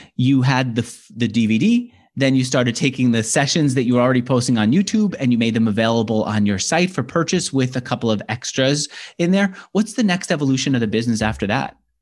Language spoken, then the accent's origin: English; New York, United States; as a New Yorker growing up wanting to be, um, uh, an, an entrepreneur